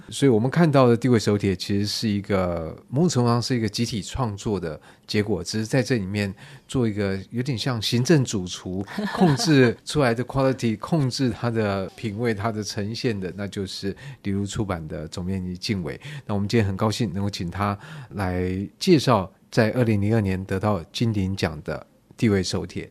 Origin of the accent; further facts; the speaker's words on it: Taiwan; 我们台湾人的优点之一就很会模仿嘛